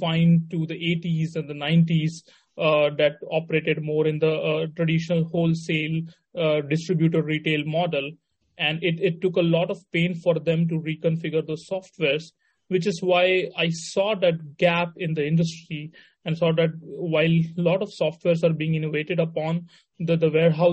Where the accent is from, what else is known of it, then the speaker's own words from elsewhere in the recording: Mumbai, Maharashtra, India; also born or lived in Varanasi, India / Missouri, United States; Went to school in Mumbai. That's where I primarily grew up.